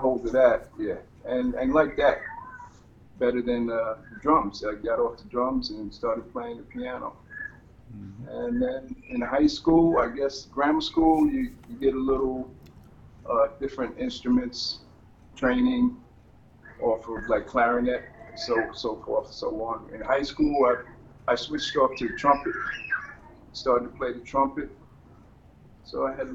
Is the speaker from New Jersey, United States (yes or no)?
yes; Jersey City, New Jersey, United States; We grew up in Jersey City. New Jersey.